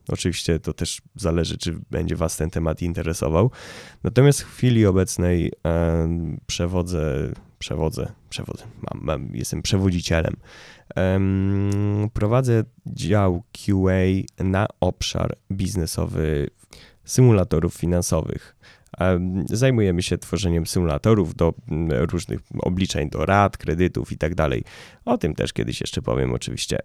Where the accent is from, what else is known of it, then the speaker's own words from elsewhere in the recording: Łódź, Łódź Voivodeship, Poland; ja jestem z Łodzi